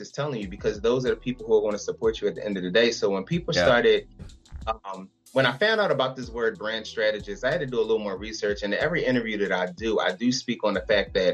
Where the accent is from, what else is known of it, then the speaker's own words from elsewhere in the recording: Philadelphia, Pennsylvania, United States; I'm from Philadelphia